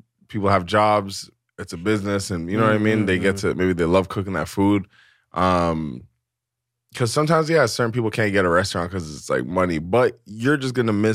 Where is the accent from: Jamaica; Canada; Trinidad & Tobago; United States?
Jamaica; As a Jamaican